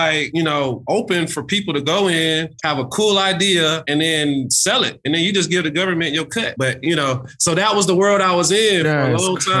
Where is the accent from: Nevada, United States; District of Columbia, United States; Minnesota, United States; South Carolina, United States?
South Carolina, United States; moved away as an adult; now in Rancho Cucamonga, United States; growing up in South Carolina look a lot different than, you know, now being here adjacent to Los Angeles